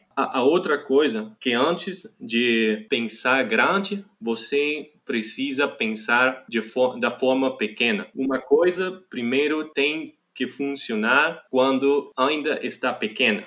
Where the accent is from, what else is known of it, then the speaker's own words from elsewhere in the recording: Germany; Portuguese is a second language; also born or lived in Munich; sou alemão, moro na cidade de Munique